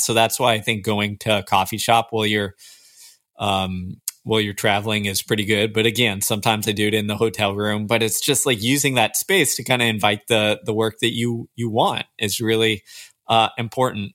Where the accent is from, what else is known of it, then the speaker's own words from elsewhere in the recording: Houston, Texas, United States; I grew up in Houston, Texas.